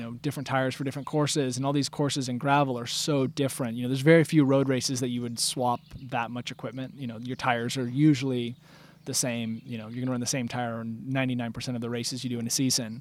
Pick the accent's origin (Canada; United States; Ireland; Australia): United States; Bend, Oregon; moved away as an adult; now in Peacham, United States; I grew up in Bend, Oregon, and now live in Peachum, Vermont